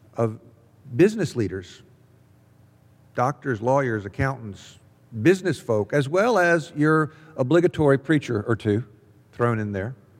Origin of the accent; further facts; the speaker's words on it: Jackson, Mississippi, United States; now in Columbus, United States; I grew up in Jackson, Mississippi.